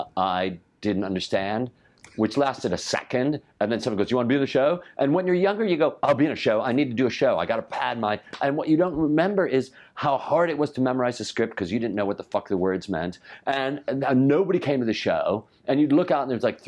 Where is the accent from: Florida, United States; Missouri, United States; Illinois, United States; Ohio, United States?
Illinois, United States; Chicago; growing up in Chicago